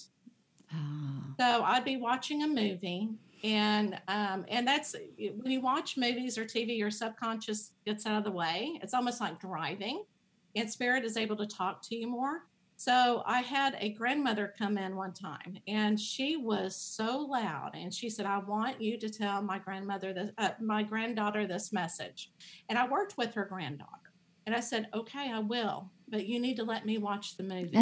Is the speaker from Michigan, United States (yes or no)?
no; Dallas, Texas, United States; I grew up in the Dallas area